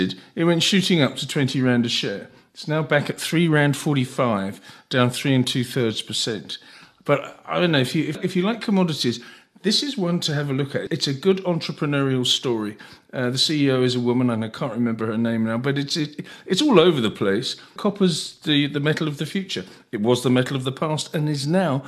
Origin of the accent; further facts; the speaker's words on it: England, United Kingdom; also born or lived in Cape Town, South Africa; now in South Africa; the old days of the corner shop growing up in England